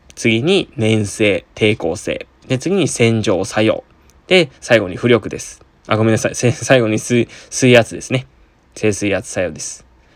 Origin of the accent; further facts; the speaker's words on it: Okinawa, Japan; moved away as an adult; 私、あのー、沖縄出身なんですけれども